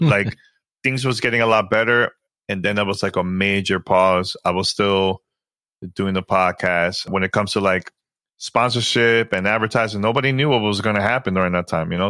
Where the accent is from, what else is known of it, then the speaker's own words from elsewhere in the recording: New York City, New York, United States; I'm a New Yorker, so I know the struggle of like living in New York City, you know, in a very poor area.